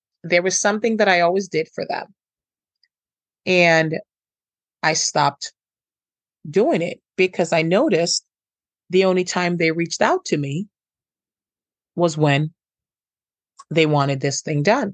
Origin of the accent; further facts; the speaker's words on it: Jamaica; I'm from Jamaica